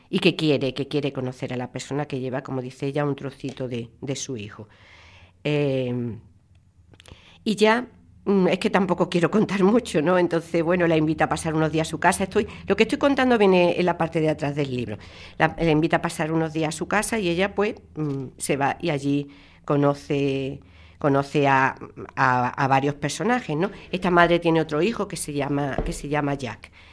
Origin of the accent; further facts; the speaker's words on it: Málaga, Andalusia, Spain; yo nací en Málaga